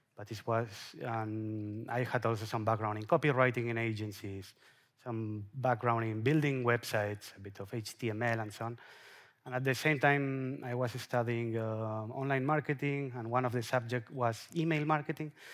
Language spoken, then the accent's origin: English; Mallorca, Balearic Islands, Spain; I'm from Mallorca